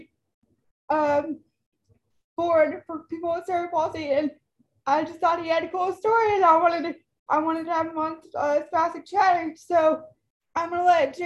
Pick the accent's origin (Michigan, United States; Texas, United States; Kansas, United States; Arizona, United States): Texas, United States; I'm from Texas, and the town that I grew up in, which I moved back home